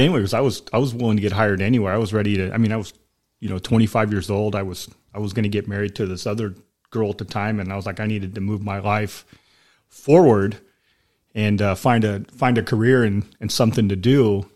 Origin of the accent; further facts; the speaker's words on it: Sacramento, California, United States; moved away as an adult; also born or lived in Elk Grove, California; now in Southern California, United States; I grew up in Sacramento. I was, I was born in Sacramento, like the downtown part